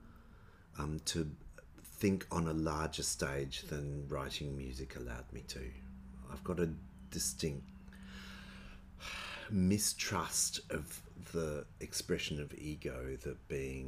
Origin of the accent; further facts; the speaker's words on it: Perth, Western Australia, Australia; moved away as an adult; also born or lived in Melbourne; I grew up here.